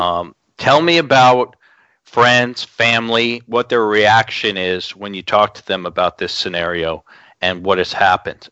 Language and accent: English; Long Island, New York, United States; growing up in Long Island, New York